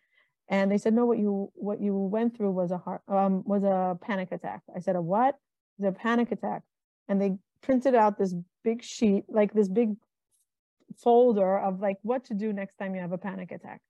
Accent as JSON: {"language": "English", "country": "Israel", "tie": "born or raised there", "moved": "yes", "lives_now": "United States", "said": "I grew up in Israel, moved to America, married a man from America"}